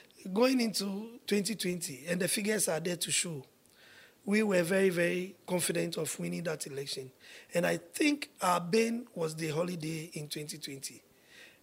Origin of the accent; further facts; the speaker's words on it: Ghana; I come from Leshi